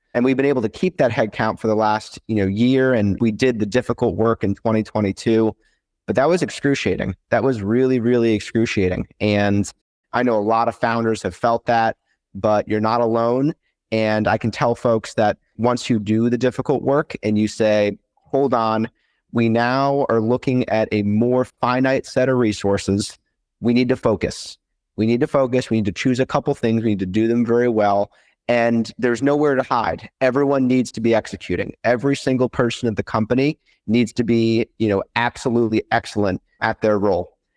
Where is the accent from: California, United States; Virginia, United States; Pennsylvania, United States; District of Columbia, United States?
District of Columbia, United States; Washington; moved away as an adult; also born or lived in St. Louis, Missouri; I grew up in the Washington, D C area and moved out to Saint Louis for school